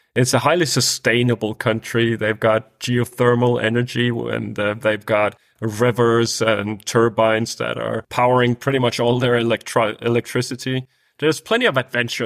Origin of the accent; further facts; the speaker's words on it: Denmark; I'm from Denmark, which is a, one of the Nordic countries